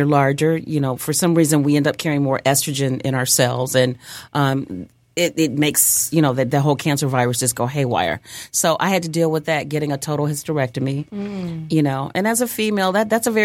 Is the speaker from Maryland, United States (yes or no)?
no; Cleveland, Ohio, United States; now in Detroit, United States; I am originally from Cleveland, Ohio